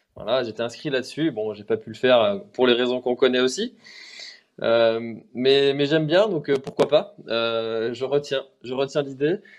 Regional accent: Brittany, France; moi je suis breton

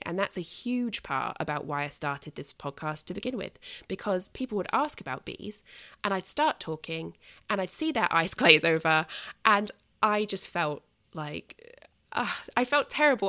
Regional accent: United Kingdom; as a Brit

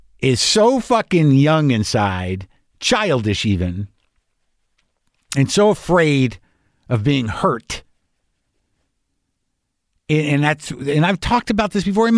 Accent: New Mexico, United States; also born or lived in New York; now in Southern California, United States; I lived in New York for long enough. I'm from New Mexico

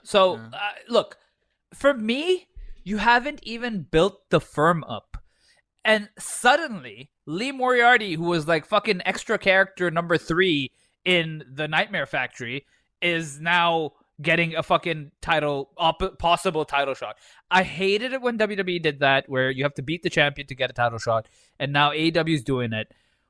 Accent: India; Bro, I'm Indian. My mustache grows fast.

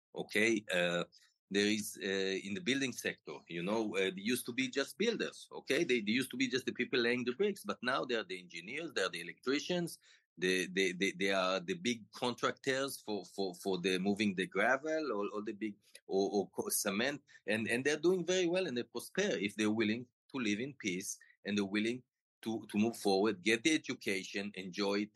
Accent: Tel Aviv District, Israel; I grew up in Israel and I always lived here.

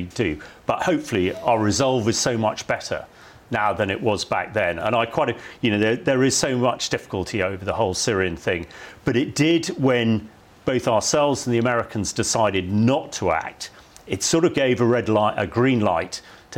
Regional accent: Salisbury, South West England, United Kingdom; my hometown was hit in March 2018 with Novichok

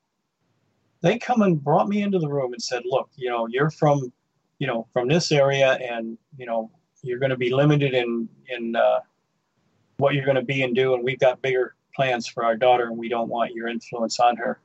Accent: Livonia, Michigan, United States; Growing up in Livonia, I lived in Dutch Mill Farms, which is a blue collar auto working place

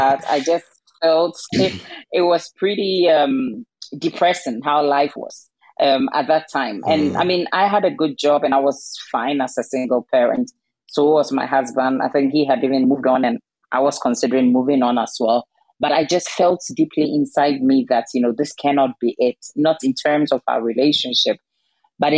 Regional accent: Ghana; now in Denmark; I'm originally from Ghana and my husband is Danish

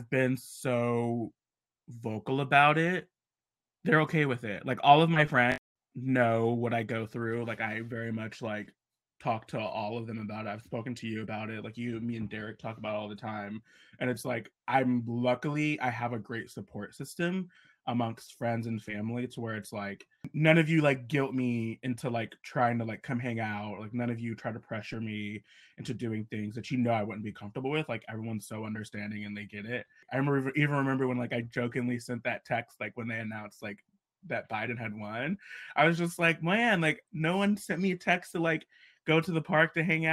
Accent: Ohio, United States; moved away; I went home to Ohio. I was supposed to be gone for a month and a half to stay with my family

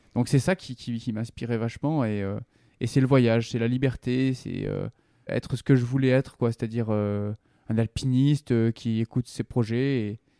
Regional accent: Vercors, Drôme, Auvergne-Rhône-Alpes, France; les chemins autour de châtillon dioua là où j'ai grandi. C'est le Vercors, en gros

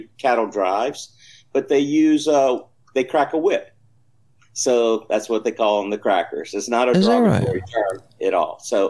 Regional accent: Miami, Florida, United States; moved away as an adult; But I'm back to Florida because I am a Florida cracker and proud of it.

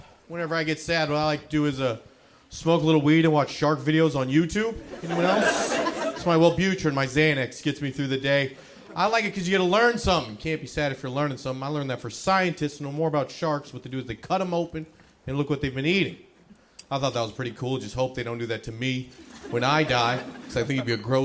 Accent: Northern California, United States; I'm from Northern California

